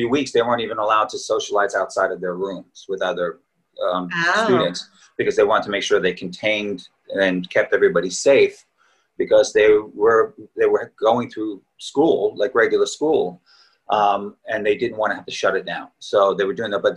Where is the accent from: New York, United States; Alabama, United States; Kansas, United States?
New York, United States; Long Island; moved away; also born or lived in Queens, New York / Boston / Manhattan / Montclair, New Jersey; I was born and raised in New York. I was born in Queens. I lived there till I was 8 years old and grew up on Long Island.